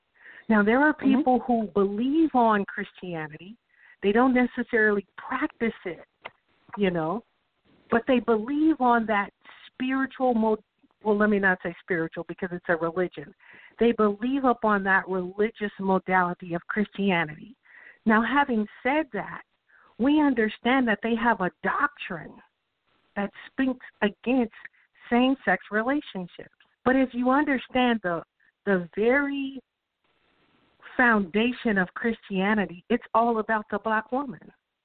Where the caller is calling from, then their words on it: California, United States; I'm calling from California.